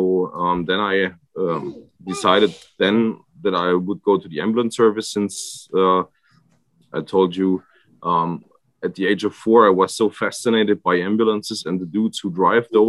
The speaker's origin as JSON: {"language": "English", "area": "area where the Danube has its source, near Freiburg im Breisgau", "region": "Baden-Württemberg", "country": "Germany", "tie": "born or raised there", "second_language": "English", "said": "I grew up here in this area. It's like where the Danube has its spring"}